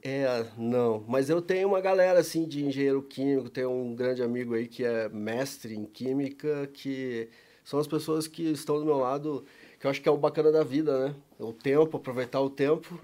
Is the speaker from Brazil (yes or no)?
yes; São Paulo, Brazil; moved away as an adult; now in Curitiba, Brazil; mas eu sou paulista, nasci em São Paulo